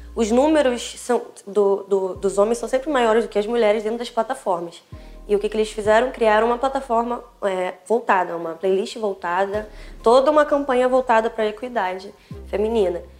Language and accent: Portuguese; Niterói, Rio de Janeiro, Brazil; Eu nasci em Niterói